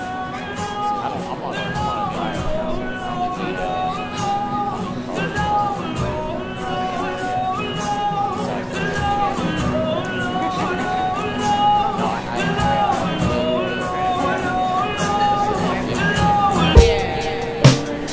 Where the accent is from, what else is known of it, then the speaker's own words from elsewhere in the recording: Cincinnati, Ohio, United States; accent: Cincinnati; I'm from Cincinnati